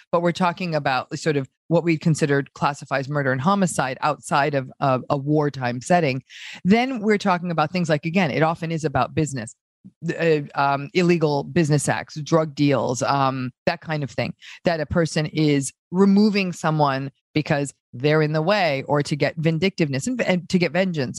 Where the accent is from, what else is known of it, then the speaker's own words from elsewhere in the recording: New England, United States; accent: American; now in Los Angeles, United States; I grew up in a small town in in a part of the United States called New England